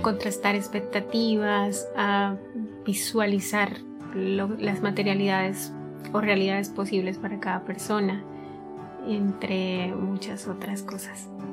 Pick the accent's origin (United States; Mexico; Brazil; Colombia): Colombia; soy de Colombia y tengo 25.